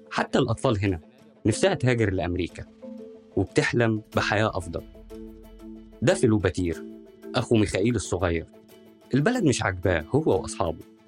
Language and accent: Arabic; Al-Barsha, Minya Governorate, Egypt